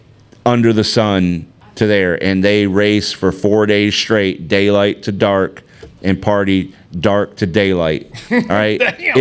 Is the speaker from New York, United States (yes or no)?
yes; New York, United States; moved away; also born or lived in Michigan; I'm really from Michigan, but I didn't live there very long. I was born in Michigan. Lived in New York most of my life.